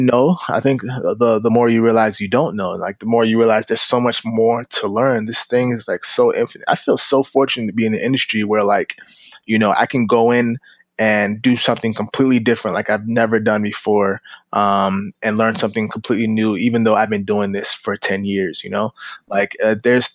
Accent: Florida, United States; moved away as an adult; also born or lived in Los Angeles, California; I'm in Florida

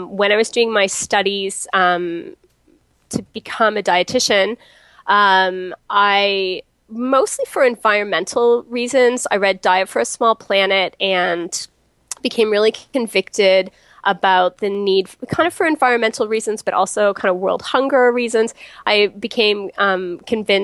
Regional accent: Canada; also born or lived in United States; now in Toronto, Canada; I'm Canadian

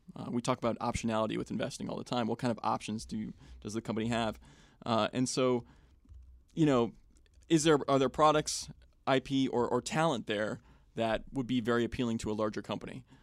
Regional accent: Wenham, Massachusetts, United States; moved away; I grew up in Wenham, which is a couple towns over from Manchester

